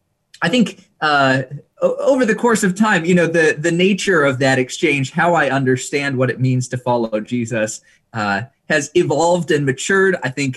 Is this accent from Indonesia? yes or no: yes; Indonesia; I was about 7 years old and I was growing up in Indonesia, which was going through some political upheaval at the time.